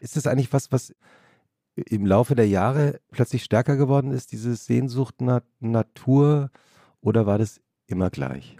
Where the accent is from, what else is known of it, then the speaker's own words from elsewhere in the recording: Langgöns, Hesse, Germany; Aus, aus Langgöns